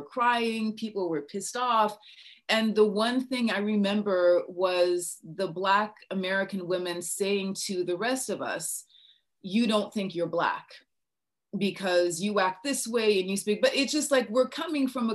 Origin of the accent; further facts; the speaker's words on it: Niger; first language English; moved away as an adult; also born or lived in Minnesota, United States; now in United States; I was born and raised in West Africa and I went to high school in West Africa